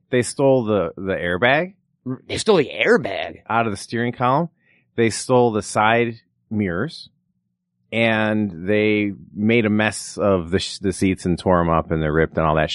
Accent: Rolling Meadows, Illinois, United States; now in Los Angeles, United States; from Chicago, outside Chicago, Rolling Meadows, Illinois.

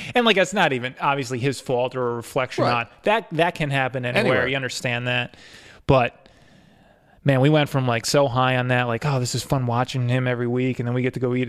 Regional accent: Castleton, New York, United States; I grew up in Castleton

